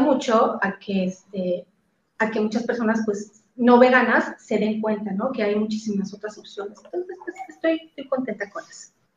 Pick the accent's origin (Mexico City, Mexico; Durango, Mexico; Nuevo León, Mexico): Mexico City, Mexico; now in Cancún, Mexico; vivo en la ciudad de Cancún, pero soy original de la Ciudad de México.